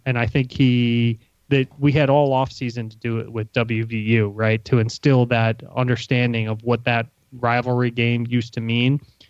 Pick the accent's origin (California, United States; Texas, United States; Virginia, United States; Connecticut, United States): Virginia, United States; Ashburn; Ashburn, my hometown where I grew up.